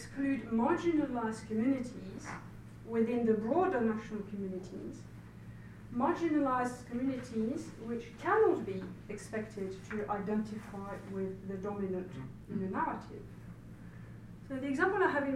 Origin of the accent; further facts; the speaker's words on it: France; accent: French; English is a second language; now in United Kingdom; I'm very aware of my French accent